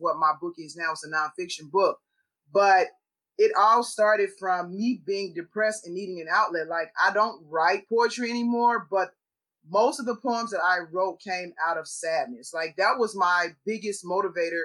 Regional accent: Chicago, Illinois, United States; I grew up in Chicago in the hood

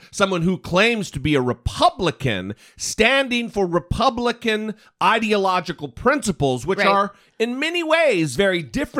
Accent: Idaho, United States; I grew up in Idaho

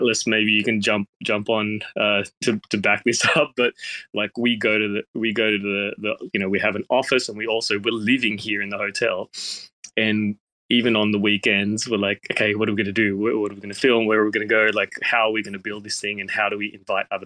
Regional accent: Australia; moved away as an adult; also born or lived in Thailand; now in Tokyo, Japan; originally I was from Australia, so coming from Australia to Thailand

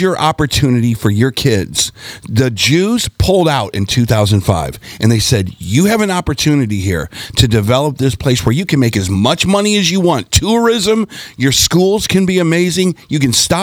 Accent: United States; as an American

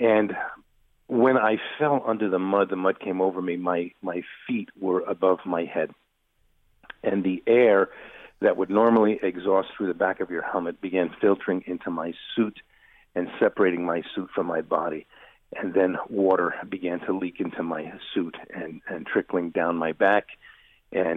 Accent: New York, United States; born and raised in New York

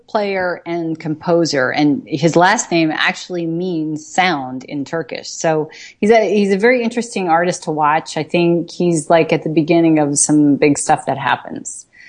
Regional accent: New York, United States; I'm from New York. It's like I can't recover.

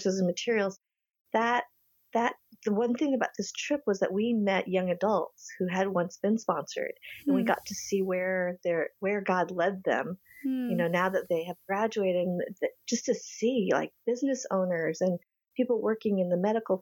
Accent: Boulder, Colorado, United States; also born or lived in Madison, Wisconsin; growing up in Boulder, Colorado, you know, with just a handful of Asian Americans

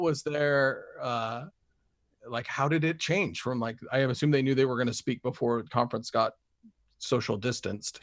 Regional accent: Springville, Utah, United States; moved away as an adult; also born or lived in Texas; I grew up in Springville, and the, in the time I was a, a kid, up until, uh, I left on my mission

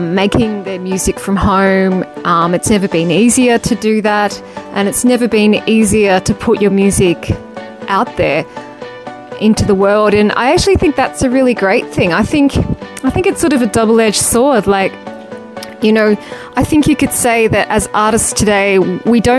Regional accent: Melbourne, Victoria, Australia; in Melbourne, my hometown

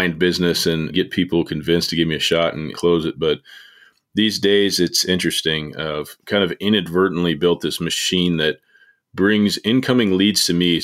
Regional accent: Indianapolis, Indiana, United States; now in Martinsville, United States; I'm from Indianapolis, about 35 minutes south of there now, and a little town called Martinsville.

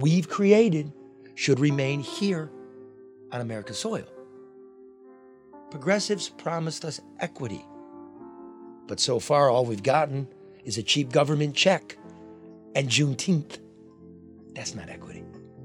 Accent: Midwest, United States; growing up in the Midwest

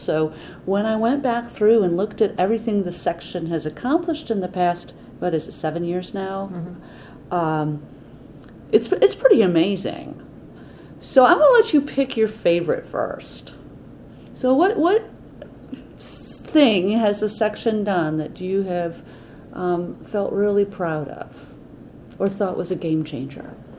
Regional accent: Atlanta, Georgia, United States; I'm from Atlanta

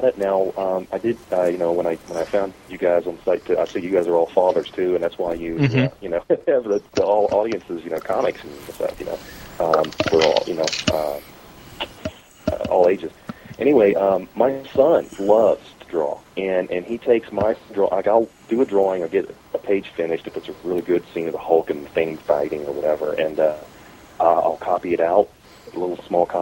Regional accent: Biloxi, Mississippi, United States; my hometown of Biloxi, Mississippi

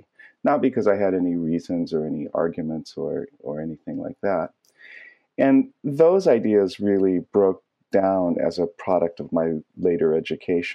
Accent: San Diego, California, United States; I grew up in San Diego

